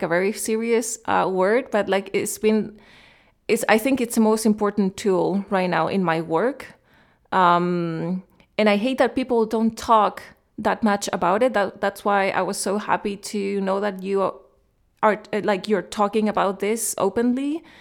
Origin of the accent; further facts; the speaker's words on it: Chile; moved away as an adult; also born or lived in Germany / Cologne, Germany / Berlin, Germany / London, United Kingdom; now in United Kingdom; I grew up in Chile